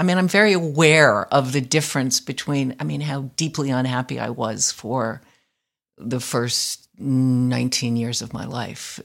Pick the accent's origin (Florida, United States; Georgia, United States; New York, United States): New York, United States; moved away; also born or lived in Berkeley, California; I grew up in Greenwich Village